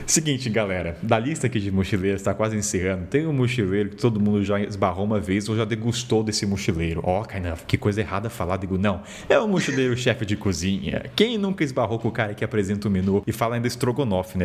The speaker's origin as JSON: {"language": "Portuguese", "town": "Taubaté", "region": "São Paulo", "country": "Brazil", "said": "eu sou de Taubaté, interior de São Paulo"}